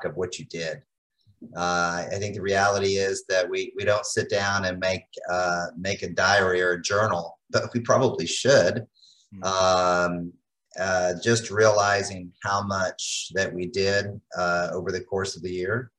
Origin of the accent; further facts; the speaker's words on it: Chattanooga, Tennessee, United States; I grew up in Chattanooga